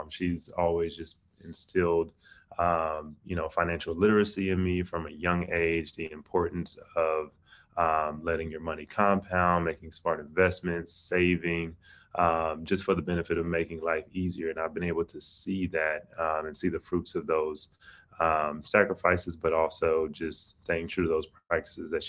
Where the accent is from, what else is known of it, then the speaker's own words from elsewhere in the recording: Atlanta, Georgia, United States; I grew up in Atlanta